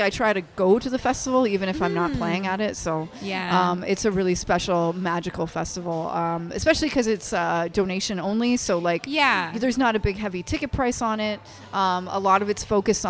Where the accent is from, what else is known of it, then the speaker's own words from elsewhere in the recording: Windsor, Ontario, Canada; also born or lived in London, Ontario; I was raised in Windsor area, but I spent most of my 20s in London.